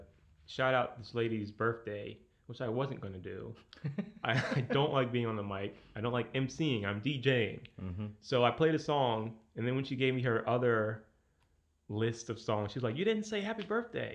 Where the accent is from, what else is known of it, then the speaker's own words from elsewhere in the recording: Anne Arundel County, Maryland, United States; I grew up in Anne Arundel County.